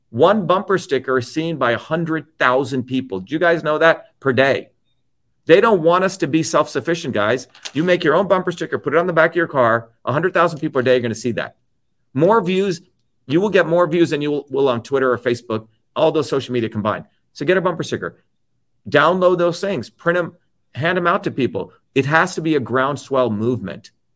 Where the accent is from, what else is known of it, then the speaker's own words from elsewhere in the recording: New Jersey, United States; now in Cambridge, United States; I grew up in New Jersey with immigrants